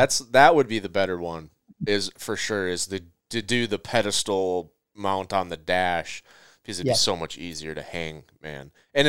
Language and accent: English; Minnesota, United States; You know, it could be Utah, and I'm from Minnesota, so now I got to figure out how to go get this animal.